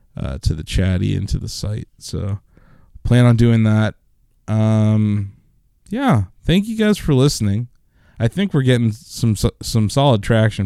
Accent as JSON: {"language": "English", "town": "Canton", "country": "United States", "tie": "born or raised there", "said": "we grew up here in Canton."}